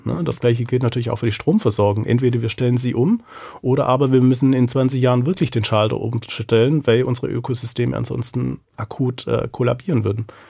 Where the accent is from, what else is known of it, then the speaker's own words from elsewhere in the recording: Southern Germany, Germany; also born or lived in Mexico; now in Frankfurt, Germany; ich bin ja in Süddeutschland aufgewachsen